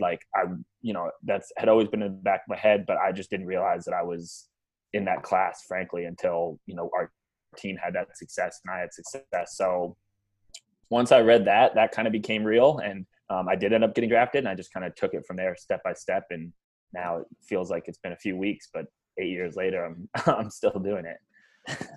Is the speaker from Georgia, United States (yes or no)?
yes; Atlanta, Georgia, United States; growing up in Atlanta